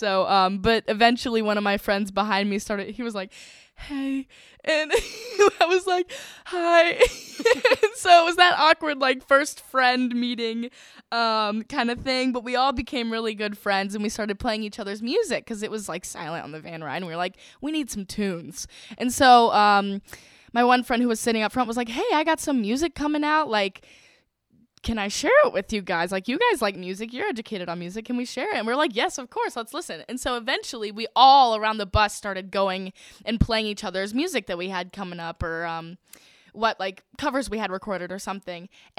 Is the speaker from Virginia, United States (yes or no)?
yes; Virginia, United States; I'm from Virginia.